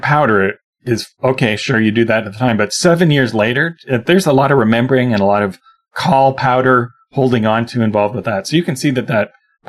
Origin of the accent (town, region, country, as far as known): Ontario, Canada; born or raised there